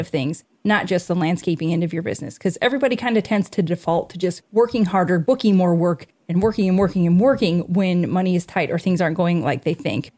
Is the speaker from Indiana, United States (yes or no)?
yes; Indiana, United States; we're from Indiana